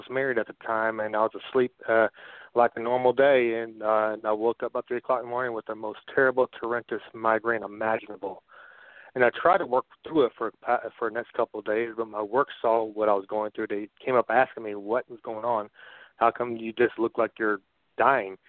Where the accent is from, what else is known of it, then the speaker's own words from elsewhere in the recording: Dayton, Ohio, United States; moved away as an adult; now in Florida, United States; I'm from Dayton, Ohio originally, but I moved to Florida when I was 18